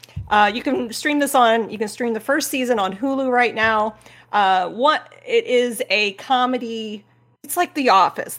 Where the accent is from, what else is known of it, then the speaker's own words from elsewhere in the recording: Midwest, United States; growing up in the Midwest, being in a rural life